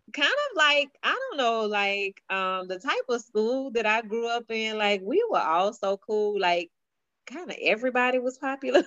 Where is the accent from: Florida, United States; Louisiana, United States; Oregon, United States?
Louisiana, United States; Baton Rouge; we grew up ratchet in Baton Rouge